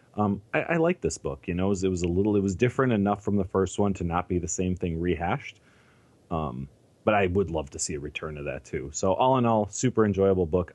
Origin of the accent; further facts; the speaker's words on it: Chicago, Illinois, United States; I, I grew up in Chicago